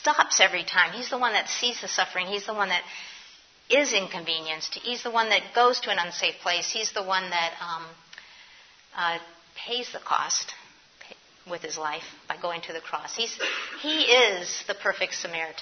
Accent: New York City, New York, United States; moved away as an adult; now in Philadelphia, United States; I'm a New Yorker. I came to Philly from New York.

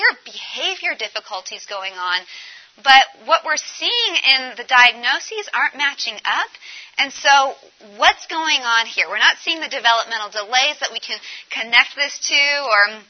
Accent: Colorado, United States; I'm from Colorado

